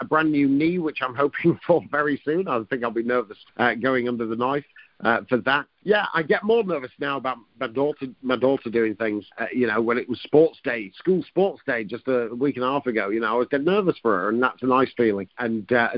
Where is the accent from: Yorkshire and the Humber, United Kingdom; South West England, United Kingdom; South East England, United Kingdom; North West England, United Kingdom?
North West England, United Kingdom; near Blackpool; I was brought up near Blackpool and my nana lived there